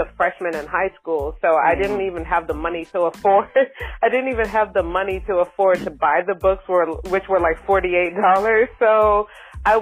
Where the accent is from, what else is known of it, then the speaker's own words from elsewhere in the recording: Boston, Massachusetts, United States; moved away; also born or lived in New York / Bay Area; I'm from Boston, Massachusetts, and I lived in New York for a significant part of my life